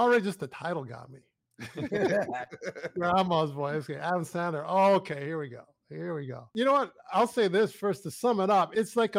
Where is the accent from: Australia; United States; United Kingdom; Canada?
Canada; Nova Scotia; born there; also born or lived in Western Canada; now in Toronto, Canada; I lived a lot of time in Western Canada. I was born in Nova Scotia, so there's a whole different accents going on in every.